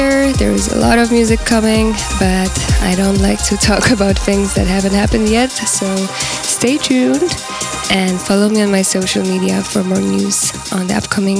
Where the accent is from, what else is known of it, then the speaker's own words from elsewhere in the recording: Poznań, Greater Poland, Poland; also born or lived in Valencia, Spain; now in Berlin, Germany; I was born in Poland, in Poznań, but I am based between Valencia in Spain and Berlin in Germany.